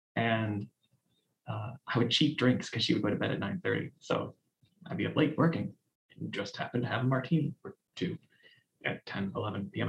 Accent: Cleveland, Ohio, United States; I grew up in Cleveland, Ohio.

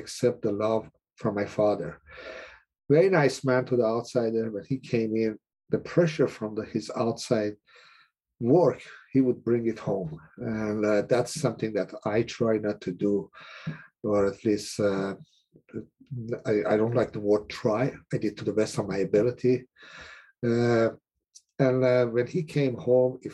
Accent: Iran; moved away as an adult; also born or lived in Cleveland, Ohio; now in United States; I'm originally from Iran. I came to the States in 1978

